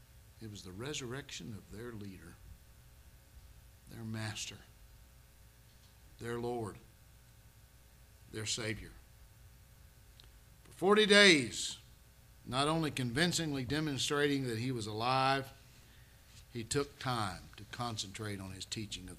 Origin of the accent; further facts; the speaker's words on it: Oklahoma City, Oklahoma, United States; I grew up in Oklahoma City